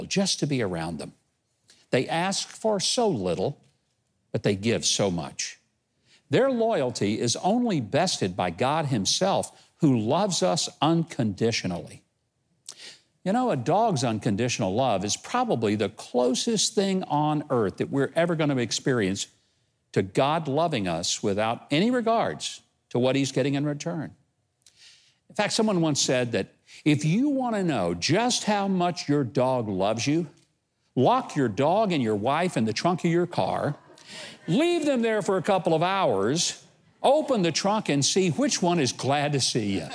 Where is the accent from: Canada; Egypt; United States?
United States; Arkansas; my home state of Arkansas